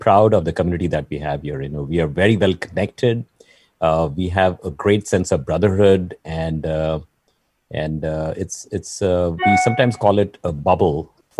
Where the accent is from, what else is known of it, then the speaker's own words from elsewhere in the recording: Mumbai, Maharashtra, India; now in San Francisco Bay Area, United States; I have the go-getter attitude from Bombay, you know, all the way from India